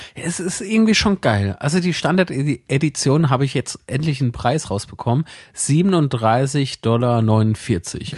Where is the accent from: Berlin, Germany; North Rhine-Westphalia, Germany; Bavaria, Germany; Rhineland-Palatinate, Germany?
Rhineland-Palatinate, Germany; Zweibrücken; moved away; ich habe äh, eine Wohnung in meiner Heimatstadt in Zweibrücken und eine hier, äh, wo ich jetzt halt wohne.